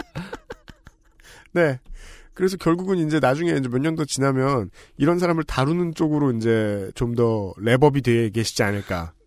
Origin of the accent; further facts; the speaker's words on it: Seoul, South Korea; 이 서울에서 나고 자란 저는